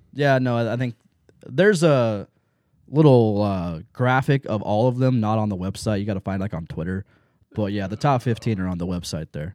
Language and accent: English; Lancaster, Ohio, United States; also born or lived in Baltimore, Ohio; I grew up in Lancaster and Baltimore area.